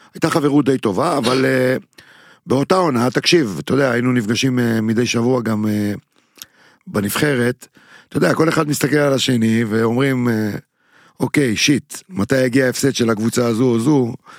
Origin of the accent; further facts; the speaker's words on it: Netanya, Central District, Israel; בעיר שאני גדלתי בה בנתניה